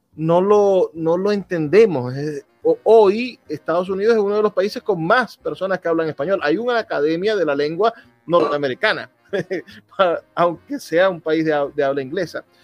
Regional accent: Venezuela; como venezolano

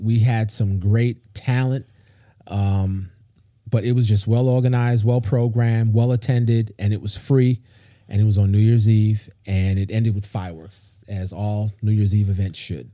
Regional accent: New York City, New York, United States; now in Charlotte, United States; I grew up in New York City

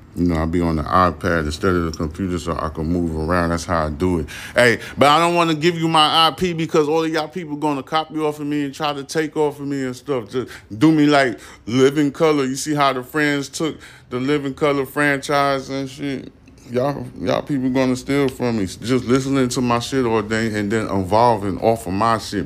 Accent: United States

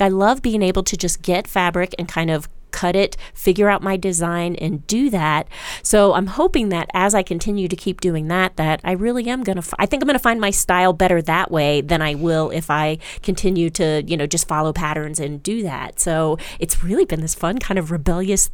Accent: Maryland, United States; moved away; I grew up in Maryland

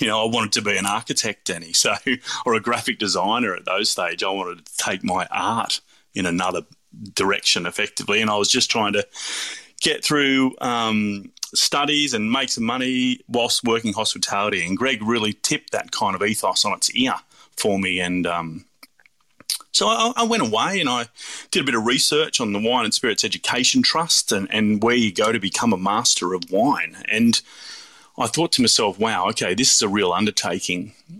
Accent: New South Wales, Australia; I was born and raised in the Hunter Valley. So, yeah, I grew up, you know, picking grapes at Tyrrells or stomping grapes at Lakes Folly.

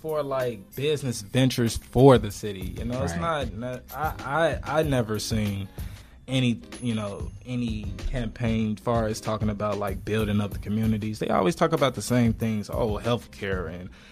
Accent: Chicago, Illinois, United States; We're from Chicago

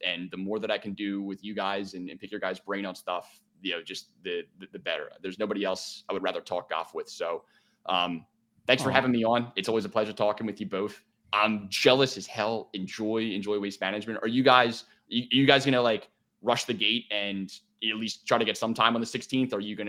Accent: Delaware County, Pennsylvania, United States; accent: Delco; Luke Wharton give me a hard time over my Delco accent.

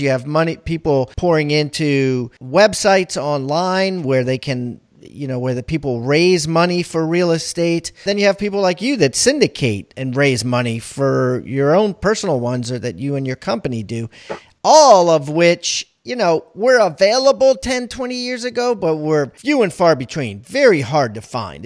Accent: Maryland, United States; also born or lived in Columbia, Maryland; I grew up in Maryland

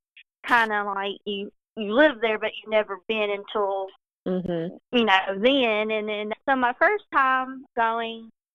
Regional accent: Cedar Hill, Tennessee, United States; I grew up right in Cedar Hill, just outside of Adams. So I've lived in the area all of my life

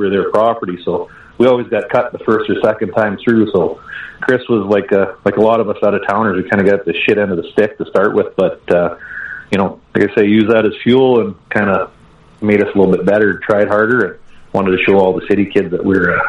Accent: Caroline, Alberta, Canada; also born or lived in Red Deer, Alberta / Rocky Mountain House, Alberta / Sylvan Lake, Alberta; Mom and Dad had a farm and a sawmill out of Caroline, Alberta. It's about an hour west of Red Deer. We're all born in Red Deer because that's where the hospital was. And we grew up in Caroline

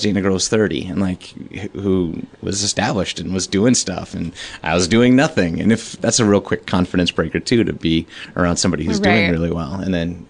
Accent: Chicago, Illinois, United States; moved away; my idol growing up in Chicago through the comedy scene.

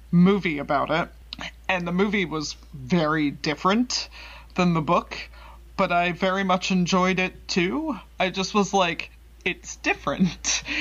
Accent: Texas, United States; we're from Central Texas, so we had that moment where we're both like, ah, I've been there.

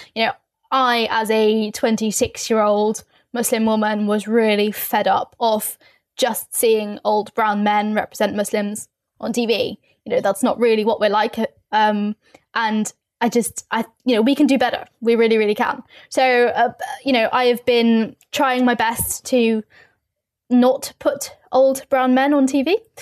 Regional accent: London, United Kingdom; I'm from London, I'm from the East End of London

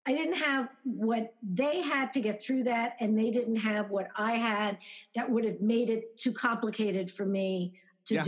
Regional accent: New York City, New York, United States; moved away as an adult; also born or lived in London; now in Connecticut, United States; I grew up in Brooklyn. I just lived in London.

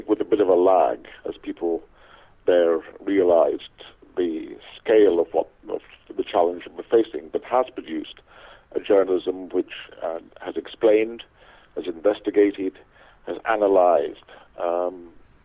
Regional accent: Scotland, United Kingdom; where I was born in Scotland

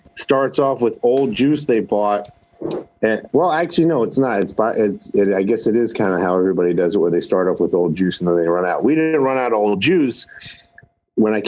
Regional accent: East Coast, United States; now in Nevada, United States; I come from the East Coast

